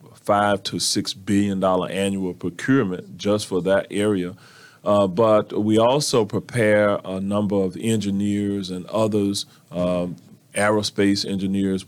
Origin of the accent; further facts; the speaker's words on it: Orlando, Florida, United States; I was born and raised right here in Orlando.